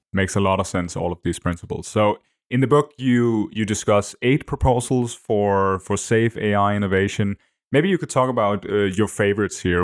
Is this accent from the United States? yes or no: no; Denmark; first language Danish; English is a second language; my native language